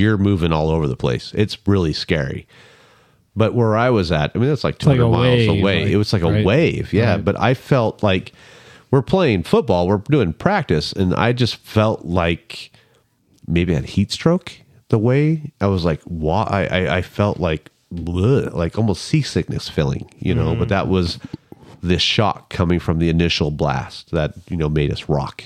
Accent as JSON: {"language": "English", "region": "California", "country": "United States", "also_born_or_lived": "Sacramento", "moved": "yes", "said": "I'm from California"}